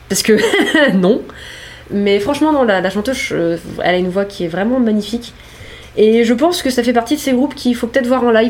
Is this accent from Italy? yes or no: yes; Italy; Oui, c'est mon groupe en fait, je suis italienne et du coup j'ai créé un groupe.